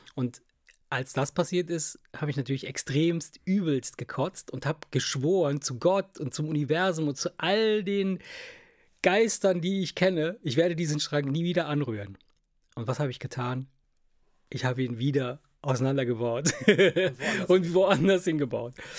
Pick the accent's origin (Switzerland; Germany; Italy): Italy; moved away; in Italien, wo ich herkomme